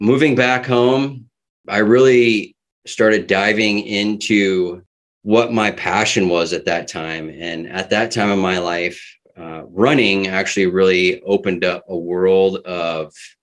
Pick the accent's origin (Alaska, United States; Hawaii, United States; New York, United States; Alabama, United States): Alaska, United States; Kenai Peninsula; also born or lived in Petersburg, Alaska; I was actually born in Southeast Alaska in Petersburg and then raised here on the Kenai Peninsula.